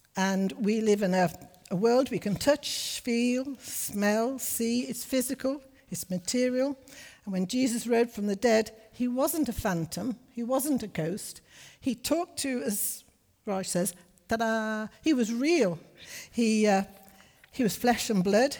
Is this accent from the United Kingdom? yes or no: yes; Liverpool, North West England, United Kingdom; also born or lived in Johannesburg, South Africa / Berkshire, England; now in Middlesbrough, United Kingdom; We were northerners. I'm from Liverpool